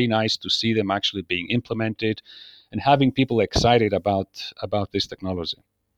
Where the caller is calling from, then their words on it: Athens, Attica, Greece; I'm here in Athens, actually, Greece today, and I'm joining in.